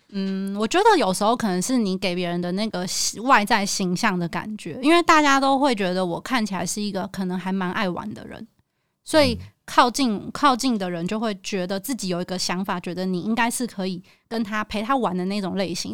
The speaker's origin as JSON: {"language": "Chinese", "region": "Taipei", "country": "Taiwan", "said": "我是台北人，台， 我台语很破"}